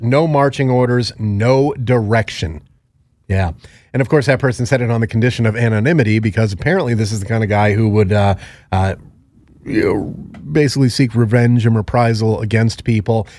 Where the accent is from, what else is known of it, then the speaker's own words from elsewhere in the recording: Connecticut, United States; when I was growing up in Connecticut